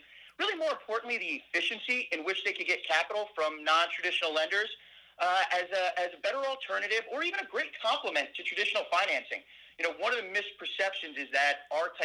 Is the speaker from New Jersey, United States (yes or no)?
yes; New Jersey, United States; moved away; also born or lived in Washington, D.C.; I grew up in New Jersey